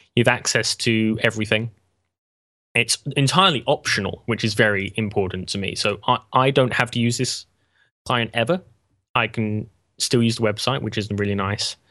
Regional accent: England, United Kingdom; I'm English

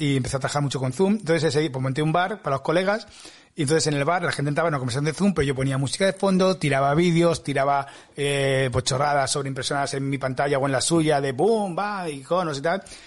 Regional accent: Spain; soy de España

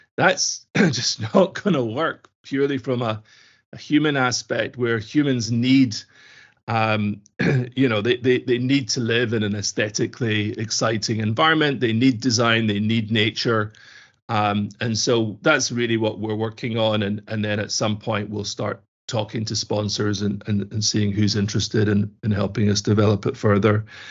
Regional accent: Glasgow, Scotland, United Kingdom; I grew up in Scotland, in Glasgow

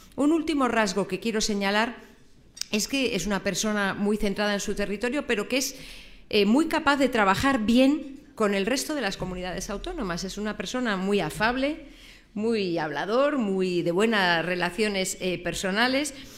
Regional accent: Galicia, Spain; soy gallega

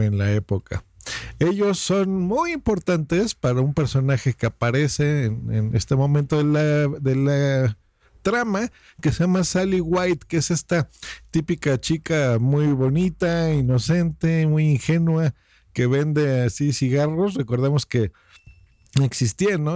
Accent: Mexico City, Mexico; soy de la Ciudad de México

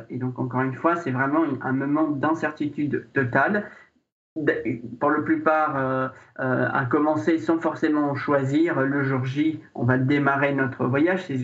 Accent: Syria; French is a second language; now in France; Je suis arrivé en France de Syrie, euh, donc j'ai aussi euh, pu demander, faire le parcours de la demande d'asile et puis l'obtenir et par la suite recommencer une vie en France.

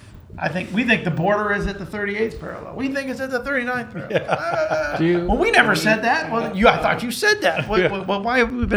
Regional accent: Connecticut, United States; moved away as an adult; now in Indianapolis, United States; My member from my hometown in the House of Representatives was a guy named Sam Gadenson in Connecticut.

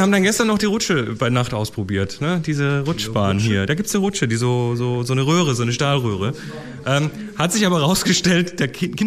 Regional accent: Germany; ich komme aus der Nähe von Bremen.

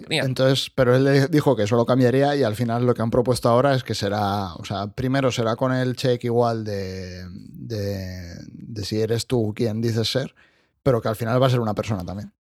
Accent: Spain; yo soy de España

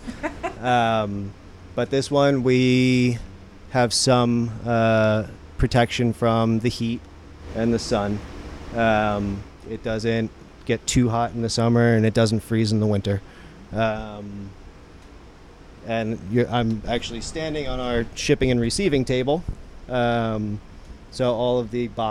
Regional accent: New Jersey, United States; moved away; also born or lived in New York; I grew up in New Jersey. And that's why I talk like this

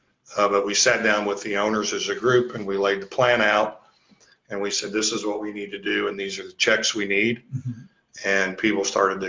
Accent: Newport, Kentucky, United States; From Newport, Kentucky.

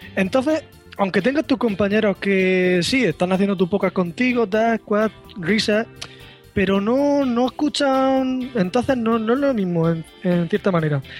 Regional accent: Murcia, Region of Murcia, Spain; soy de Murcia

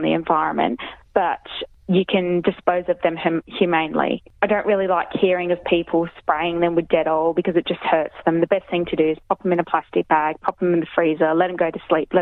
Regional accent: Darwin, Northern Territory, Australia; now in Nhulunbuy, Australia; I grew up in Darwin, so obviously I like fishing

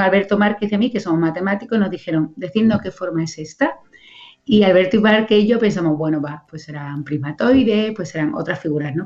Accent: Coria del Río, Andalusia, Spain; un cole de aquí, de mi pueblo, de Corea del Río

